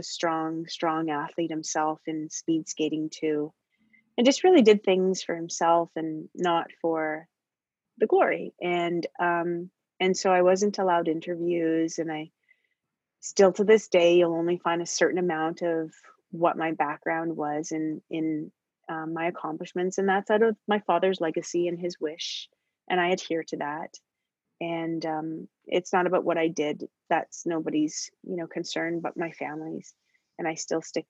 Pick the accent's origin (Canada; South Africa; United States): Canada; from these backgrounds of living in the north